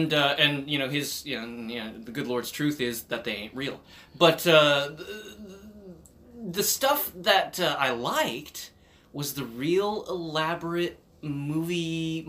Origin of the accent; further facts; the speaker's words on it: United States; I was brought up down in Owen County